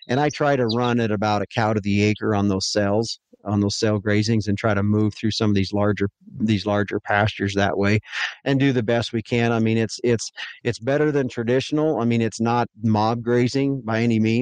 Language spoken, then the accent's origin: English; near Devils Tower, Wyoming, United States; moved away as an adult; also born or lived in Billings, Montana; I was raised on a ranch just that sits south of Devil's Tower, Wyoming, about 9 miles.